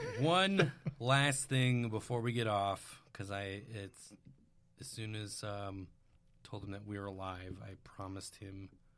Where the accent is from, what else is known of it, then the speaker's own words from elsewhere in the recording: about 2 hours from Green Bay, Wisconsin, United States; I am a Green Bay Packer fan. I grew up there.